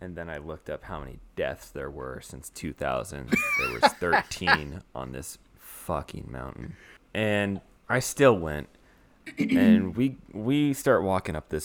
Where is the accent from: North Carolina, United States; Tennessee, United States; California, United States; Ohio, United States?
California, United States; Salinas; moved away; We come from Salinas, California